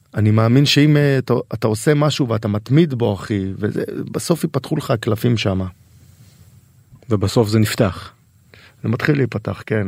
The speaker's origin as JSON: {"language": "Hebrew", "town": "Tel Aviv-Yafo", "region": "Tel Aviv District", "country": "Israel", "tie": "born or raised there", "said": "אני גדלתי ביפו. אני גדלתי ביפו"}